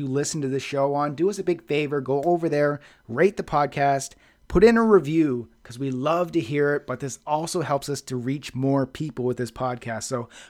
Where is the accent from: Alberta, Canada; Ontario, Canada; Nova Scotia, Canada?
Nova Scotia, Canada; Halifax; So Neil Armstrong is a buddy of mine back in my hometown of Halifax.